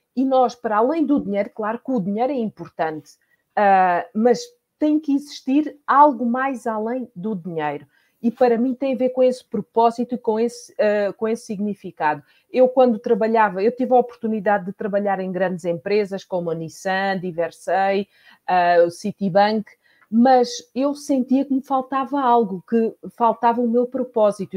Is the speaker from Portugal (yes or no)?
yes; Portugal; moved away as an adult; now in Spain; eu sou portuguesa, mas há 18 anos que eu vivo na Espanha